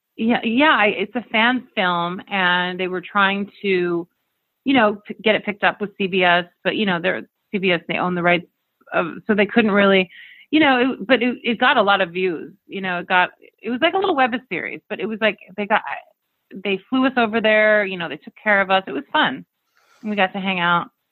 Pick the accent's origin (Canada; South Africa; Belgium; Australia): Canada; Camrose, Alberta; also born or lived in United States (born) / Arizona / New York City; now in Los Angeles, United States; I was raised in um, Alberta, Canada, in a small town called Camrose. But yeah, I've lived. I, I, I lived there for about eight years, and then I came to Arizona